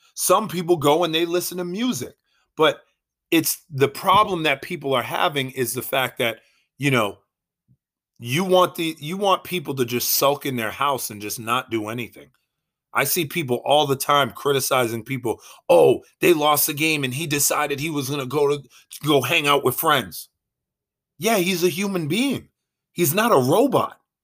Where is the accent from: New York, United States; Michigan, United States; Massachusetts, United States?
Massachusetts, United States; Boston; I am from Boston